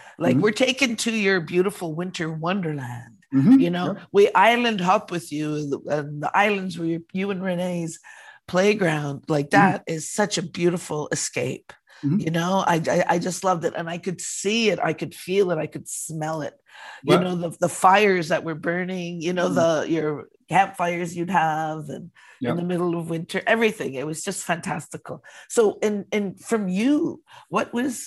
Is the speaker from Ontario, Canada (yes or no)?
yes; Six Nations of the Grand River Territory, Ontario, Canada; now in North Vancouver, Canada; I'm Anishinaabe Cayuga from Six Nations of the Grand River Territory, but now living here on the beautiful unceded territory of the Squamish, Musqueam, and Tsleil-Waututh people here